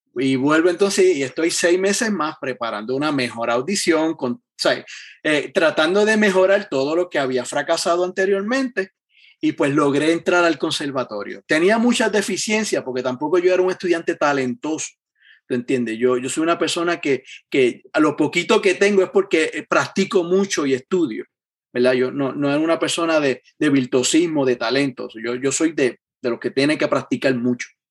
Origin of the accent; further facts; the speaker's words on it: Yauco, Puerto Rico; moved away as an adult; yo me crié en el pueblo de Yauco, allá en Puerto Rico.